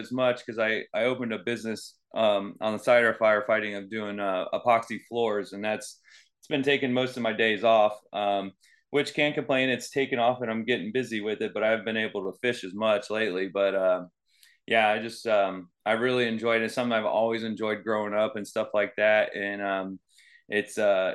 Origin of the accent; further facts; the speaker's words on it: Venice, Florida, United States; also born or lived in Eastern Illinois; I'm from Venice, Florida. It's in Sarasota County